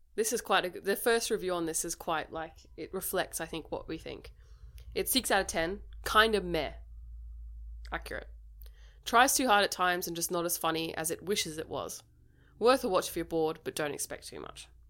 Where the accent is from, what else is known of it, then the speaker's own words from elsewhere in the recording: Australia; we're Australian